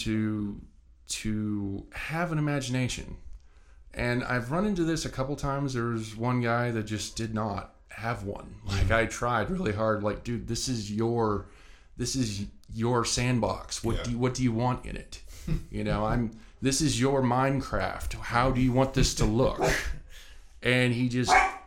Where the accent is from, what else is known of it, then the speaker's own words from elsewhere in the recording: Pendleton, United States; moved away; a friend of mine that I grew up with back in Pendleton